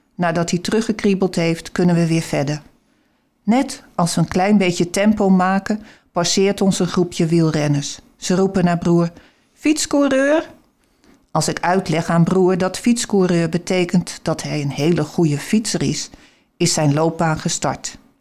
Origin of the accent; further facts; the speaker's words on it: Haarlem, North Holland, Netherlands; moved away as an adult; also born or lived in Alkmaar; we kwamen eigenlijk uit Haarlem. Maar in die tijd, in de overloop, konden we een huis kopen in Alkmaar, Huiswaard